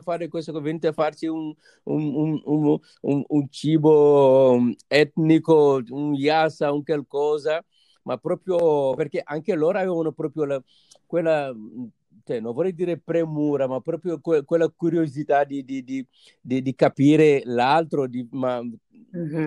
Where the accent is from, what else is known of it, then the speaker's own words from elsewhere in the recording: Senegal; moved away as an adult; now in Italy; sono partito dal Senegal